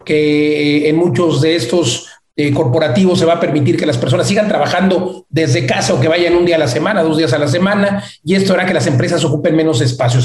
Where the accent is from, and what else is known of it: Mexico